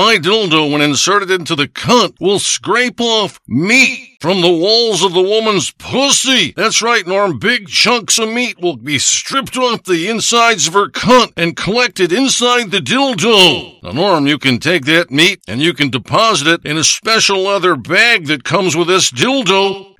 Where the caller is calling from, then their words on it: Lake Orion, Michigan, United States; I'm calling you from Lake Orion, Michigan.